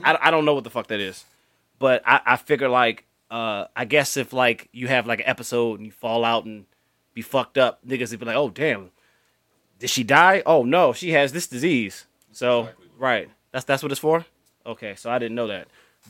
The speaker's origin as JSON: {"language": "English", "region": "Florida", "country": "United States", "said": "and actually, I'm from Florida. I was a little kid."}